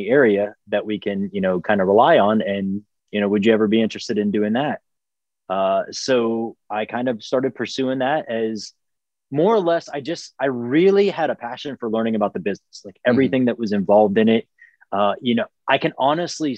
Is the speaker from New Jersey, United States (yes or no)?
no; near Charleston, South Carolina, United States; I am from the Carolinas, more specifically right outside of Charleston, South Carolina